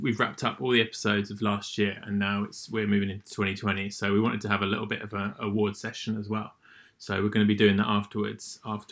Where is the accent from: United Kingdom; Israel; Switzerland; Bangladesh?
United Kingdom; England; now in Tokyo, Japan; I'm an English guy that lives in Tokyo